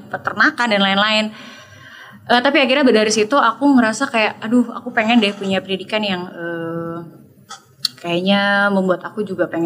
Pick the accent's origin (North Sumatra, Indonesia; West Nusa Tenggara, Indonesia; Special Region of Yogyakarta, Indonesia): Special Region of Yogyakarta, Indonesia; Yogyakarta; moved away; tinggal di Jogja, aku lahir di Jogja, tapi pas dirasa Jogja pada waktu itu kayaknya kurang kondusif uh, situasinya